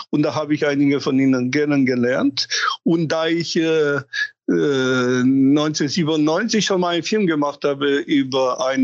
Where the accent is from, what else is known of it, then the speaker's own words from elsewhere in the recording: Romania; born there; Ja, ich bin gebürtiger Rumäner und deswegen habe ich. Das macht die Sache äh